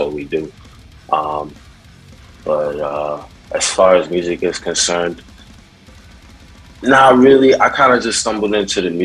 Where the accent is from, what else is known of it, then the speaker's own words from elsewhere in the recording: New York City, New York, United States; also born or lived in Brooklyn / Manhattan / Long Island; I was born in Brooklyn, but I was raised in Queens, so that's pretty much my background